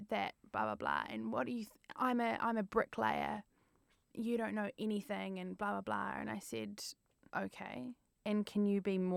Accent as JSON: {"language": "English", "country": "New Zealand", "moved": "as an adult", "lives_now": "London, United Kingdom", "said": "as a Kiwi"}